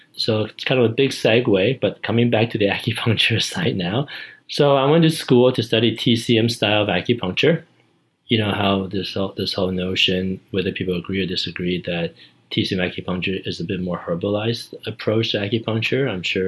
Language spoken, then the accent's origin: English; Canada; As a Canadian, I got to see what it was like, what the Americans are doing.